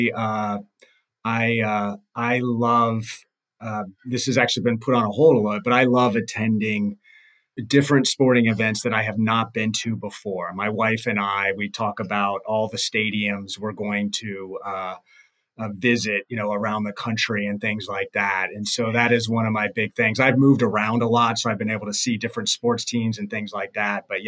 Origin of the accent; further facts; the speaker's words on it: Northern Virginia, United States; also born or lived in Cleveland / Chicago area; now in Chicago, United States; I grew up in the Northern Virginia area